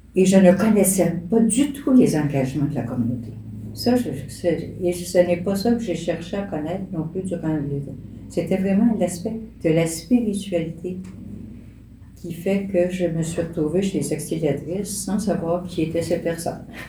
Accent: native village near Granby, Quebec, Canada; dans mon village natal, la belle municipalité de Denham

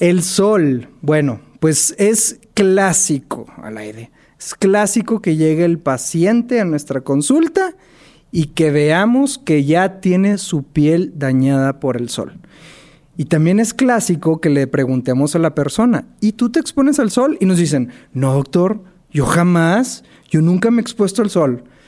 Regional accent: Monterrey, Nuevo León, Mexico; soy de la ciudad de Monterrey

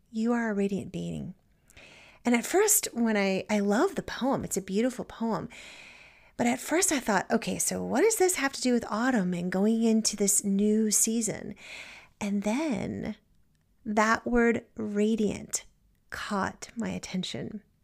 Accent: Virginia, United States; moved away as an adult; also born or lived in New England; now in Maryland, United States; now I'm from Virginia

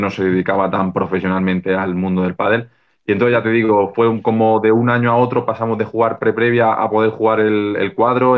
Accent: Granada, Andalusia, Spain; also born or lived in Barcelona; me volví a Granada, que es mi ciudad, mi ciudad natal

